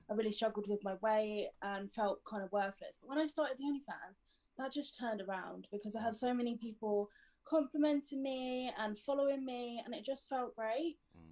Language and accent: English; United Kingdom